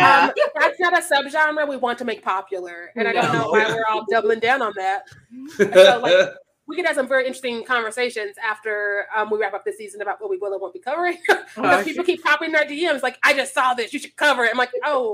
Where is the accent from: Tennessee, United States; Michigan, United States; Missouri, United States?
Missouri, United States; I'm from Missouri